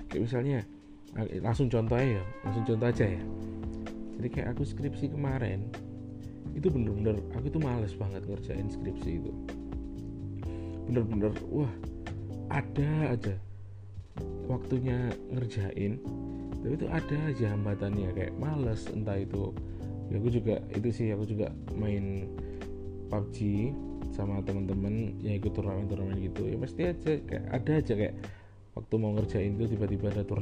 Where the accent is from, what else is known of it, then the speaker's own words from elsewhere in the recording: Java, Indonesia; misalnya aku aku, kan orang Jawa nih ada temen nih dari uh, luar Jawa dia nggak bisa bahasa Jawa